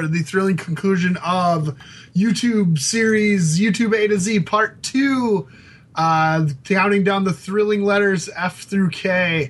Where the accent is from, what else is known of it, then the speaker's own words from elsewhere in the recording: Georgia, United States; We're gym teachers from Georgia.